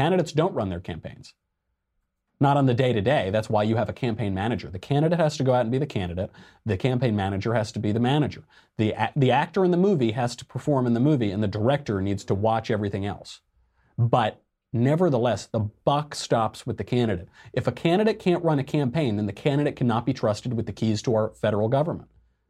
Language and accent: English; Arizona, United States; you're going to end up like those troglodyte knuckle draggers in my home state of Arizona.